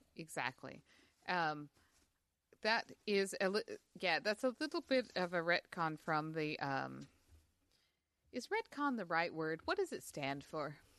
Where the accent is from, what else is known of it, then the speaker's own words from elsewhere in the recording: Utah, United States; I grew up in Utah